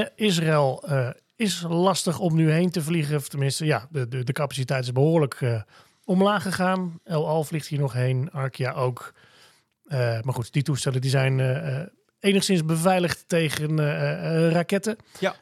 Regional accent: Netherlands; als Nederlander

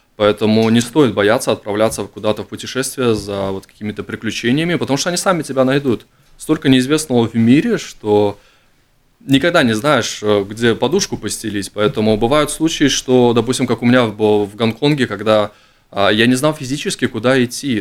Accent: Latvia; я из Латвии

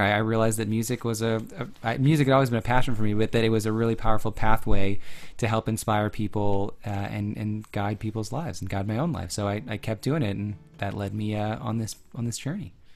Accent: Chicago, Illinois, United States; I grew up in the Chicago area

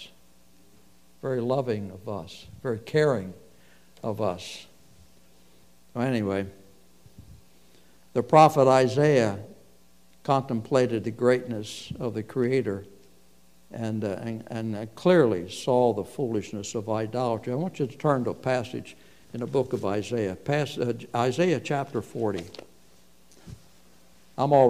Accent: United States; you and I grew up in America when things were different

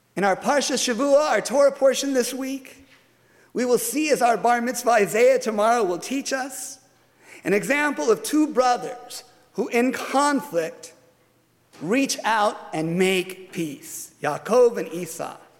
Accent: United States; as an American Jew

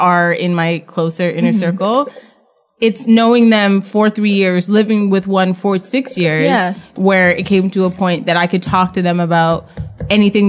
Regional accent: Jamaica; now in Canada; I'm Jamaican

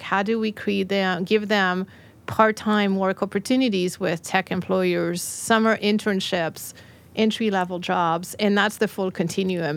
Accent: France; moved away as an adult; now in Nashville, United States; I came from France

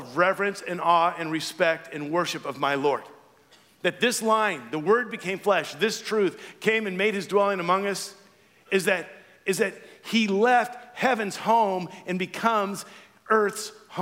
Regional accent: Louisiana, United States; moved away; I'm from Louisiana

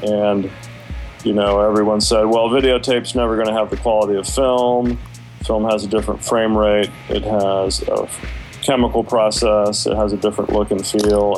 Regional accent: Washington, District of Columbia, United States; now in Atlanta, United States; I'm from Washington D.C. originally, but I uh, moved to Atlanta in 1987

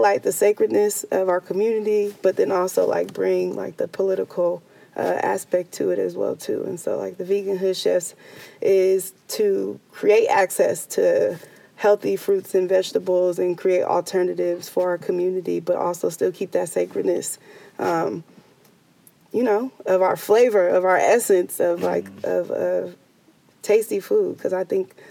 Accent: San Francisco, California, United States; growing up in the Bayview Hunters Point

